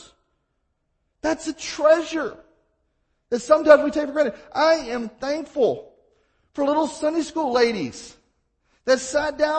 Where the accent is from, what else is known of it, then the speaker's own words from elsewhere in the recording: Mississippi, United States; I'm from Mississippi.